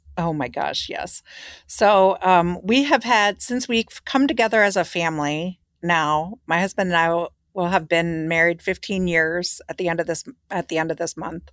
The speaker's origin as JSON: {"language": "English", "town": "Philadelphia", "region": "Pennsylvania", "country": "United States", "said": "I was from Philadelphia"}